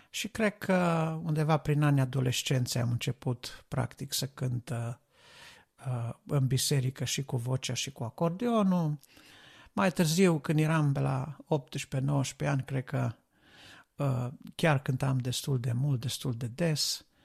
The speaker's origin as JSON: {"language": "Romanian", "town": "Reșița", "region": "Caraș-Severin County", "country": "Romania", "moved": "yes", "lives_now": "United Kingdom", "said": "Eu locuiesc în Marea Britanie acum, dar uh, am plecat de la Reșița, ca să spun așa, în urmă cu vreo 10 ani"}